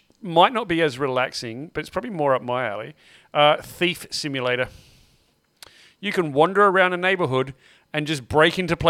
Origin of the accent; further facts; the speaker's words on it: Salisbury, South Australia, Australia; I grew up in Salisbury.